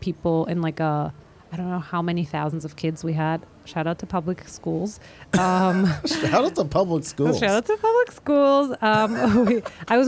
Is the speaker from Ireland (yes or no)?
no; Austria; moved away as an adult; also born or lived in Vienna, Austria / Israel / Dagestan, Russia; now in New York, United States; I grew up in Austria